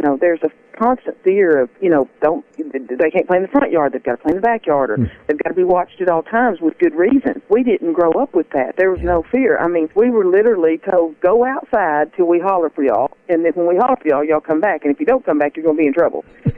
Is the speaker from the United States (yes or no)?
yes; Paris, Texas, United States; I was raised in Parrish, Texas, in my hometown, which is North Texas. It's about 100 miles between Dallas and Texarkana, right up on the Red River